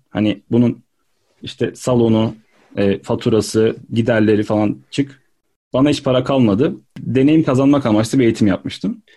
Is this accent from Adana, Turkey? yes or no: yes; Adana, Turkey; moved away as an adult; also born or lived in Istanbul; Adana'dan çıkıp İstanbul'a gitmekti.